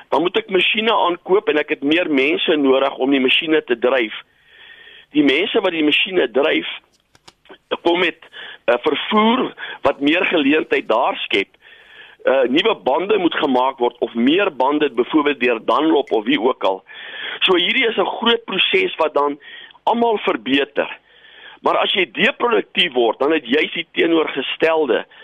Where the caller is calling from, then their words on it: Pretoria, Gauteng, South Africa; van Pretoria.